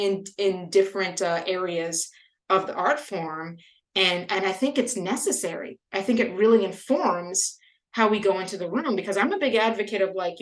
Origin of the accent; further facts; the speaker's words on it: Louisiana, United States; I grew up in Louisiana